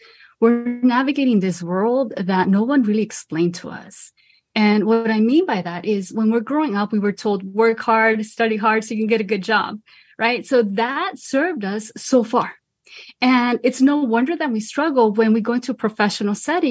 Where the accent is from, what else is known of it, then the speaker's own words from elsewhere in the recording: Los Angeles, California, United States; I'm originally from Boyle Heights, Los Angeles, and I come from a Mexican American family